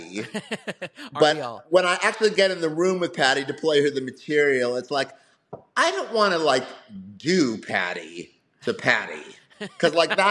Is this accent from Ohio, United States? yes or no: yes; Cleveland, Ohio, United States; I grew up in Cleveland, Ohio